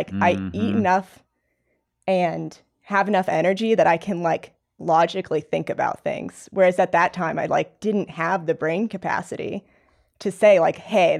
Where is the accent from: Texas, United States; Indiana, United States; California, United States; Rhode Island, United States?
Indiana, United States; I mean, I'm from Indiana, so I'm not from like a climbing mecca.